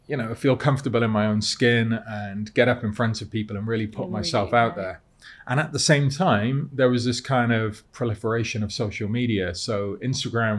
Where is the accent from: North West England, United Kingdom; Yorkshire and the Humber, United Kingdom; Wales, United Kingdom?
Wales, United Kingdom; Cardiff; moved away as an adult; now in London, United Kingdom; I'd lived in Cardiff all my life at the time. So I grew up in Cardiff.